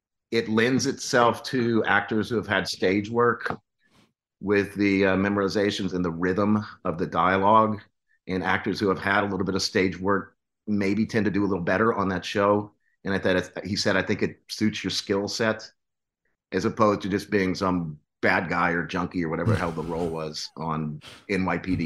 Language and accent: English; Texas, United States; moved away as an adult; now in Los Angeles, United States; I grew up in Texas, and I went to school at the University of Texas in Austin